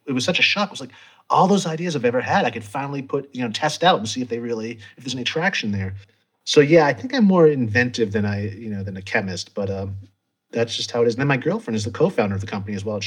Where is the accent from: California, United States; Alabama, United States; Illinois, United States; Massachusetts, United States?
Massachusetts, United States; moved away as an adult; also born or lived in Montezuma, Costa Rica; I originally was born and raised in Massachusetts